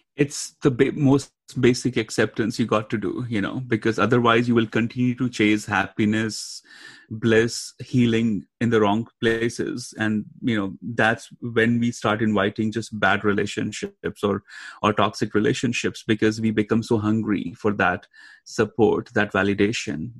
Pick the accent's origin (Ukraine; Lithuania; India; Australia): India; now in United States; growing up in India and then moving to US and then traveling everywhere